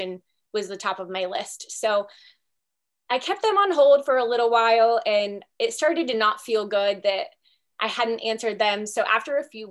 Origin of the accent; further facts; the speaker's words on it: Shelby, Ohio, United States; moved away as an adult; also born or lived in Toledo, Ohio; now in Bellingham, United States; I am from Shelby, Ohio, home of the Whippets, no more than 10,000 people, so very, very small town. My parents, Danny and Michelle, still live there